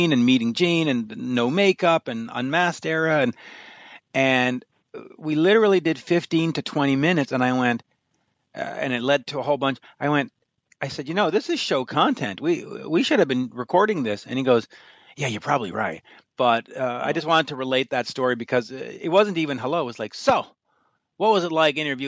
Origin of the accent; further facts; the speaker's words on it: Canada; I'm Canadian